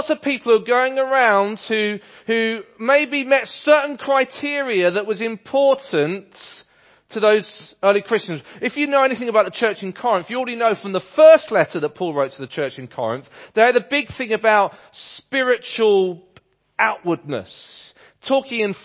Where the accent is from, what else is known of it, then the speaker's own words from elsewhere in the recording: England, United Kingdom; accent: English; my English accent